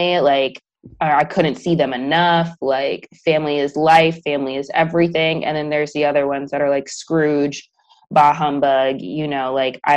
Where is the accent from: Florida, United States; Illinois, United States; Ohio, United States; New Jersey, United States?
Illinois, United States; Chicago; moved away as an adult; now in Houston, United States; I'm from Chicago